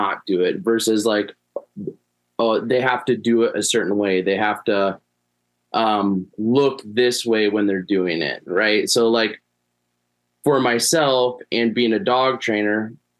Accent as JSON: {"language": "English", "region": "Minnesota", "country": "United States", "said": "I'm from Minnesota. I live about 20, 30 minutes east of the cities"}